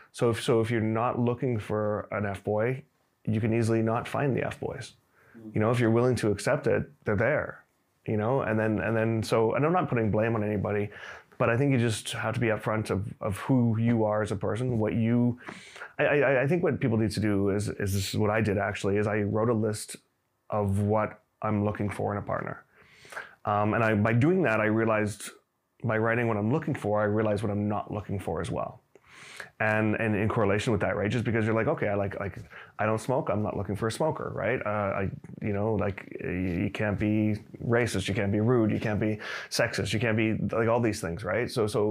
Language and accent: English; Canada; also born or lived in Singapore; now in China; I'm from Canada originally, but moved here recently from Singapore.